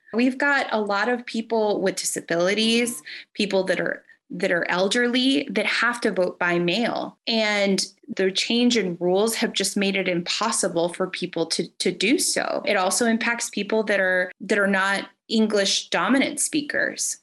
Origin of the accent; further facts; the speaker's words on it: Rio Grande Valley, Texas, United States; I'm originally from the Rio Grande Valley